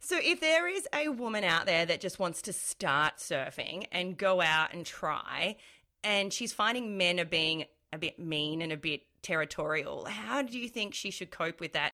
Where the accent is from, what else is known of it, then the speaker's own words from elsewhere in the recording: Melbourne, Victoria, Australia; I'm from Melbourne